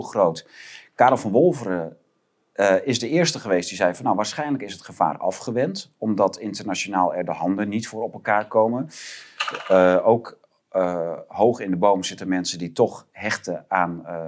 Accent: Groningen, Netherlands; ik ken het begrip als Groninger

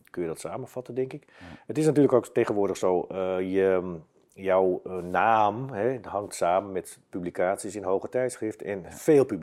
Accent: Basel, Basel-Stadt, Switzerland; Dus ik ben, dan, ben, ik uit, ik ben uit Basel.

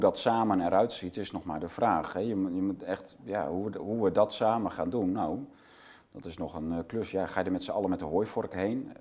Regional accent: Netherlands; we als Nederlanders

